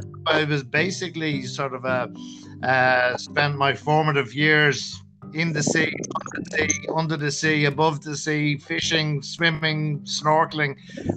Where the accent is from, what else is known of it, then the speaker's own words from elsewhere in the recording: Greystones, Leinster, Ireland; moved away as an adult; also born or lived in Athlone; now in Cork, Ireland; I suppose I was born in landlocked Athlone, so I couldn't really have been born much further away from the sea. Not that on a small island like Ireland, you can ever be really too far from the ocean. But so we moved out to Greystones from Athlone